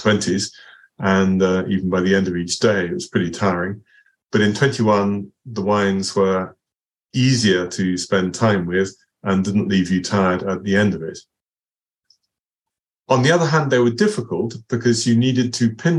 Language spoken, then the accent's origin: English; Basingstoke, South East England, United Kingdom; Basingstoke, my hometown